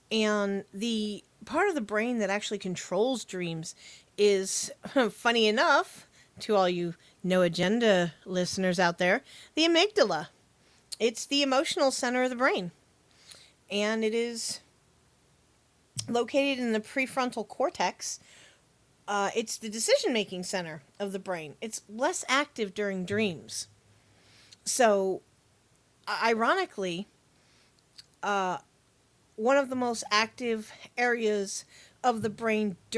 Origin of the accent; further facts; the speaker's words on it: United States; accent: Yankee; It's my Yankee